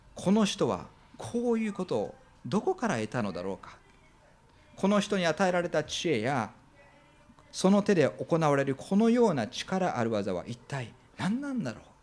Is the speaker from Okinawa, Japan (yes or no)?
no; Minoh, Osaka, Japan; now in Fukuoka, Japan; 私が育った大阪のですね箕面市というところは大阪の中でも一番北に位置してですね